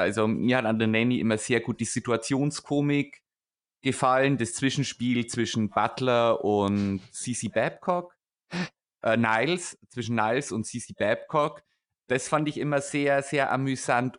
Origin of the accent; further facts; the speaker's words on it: Upper Palatinate, Bavaria, Germany; Ich bin Oberpfälzer